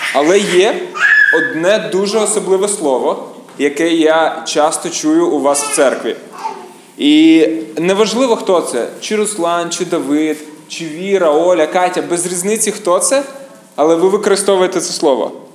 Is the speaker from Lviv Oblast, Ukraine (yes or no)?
no; Kyiv, Ukraine; я з Києва